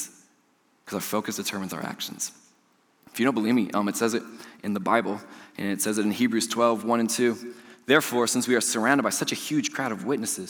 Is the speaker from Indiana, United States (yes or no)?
yes; Georgetown, Indiana, United States; I'm from Georgetown, I'm a Georgetown boy.